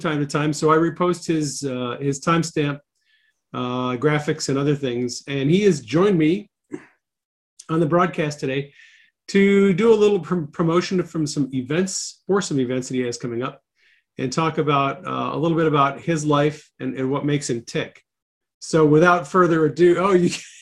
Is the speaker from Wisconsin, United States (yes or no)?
yes; Wisconsin, United States; moved away as an adult; also born or lived in Washington State; now in Phoenix, United States; I'm from Wisconsin originally.